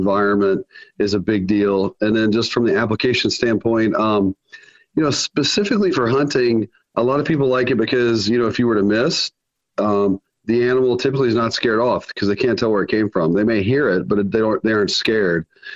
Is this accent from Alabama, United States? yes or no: yes; Alabama, United States; moved away; also born or lived in Sioux Falls, South Dakota; We're based in Sioux Falls, South Dakota, which I know is a long way from Alabama, even though I was born in Alabama